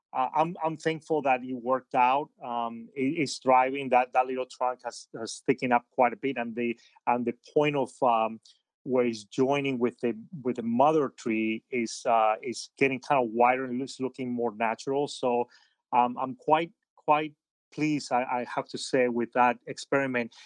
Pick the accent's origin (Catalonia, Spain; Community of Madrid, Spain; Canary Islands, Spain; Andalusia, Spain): Community of Madrid, Spain; Madrid; moved away; also born or lived in Havana, Cuba; I grew up in Spain. I'm, I'm, I'm Cuban. I was born in Havana, but, uh, when I was very little, my, my parents had moved to, from Havana to Madrid in Spain.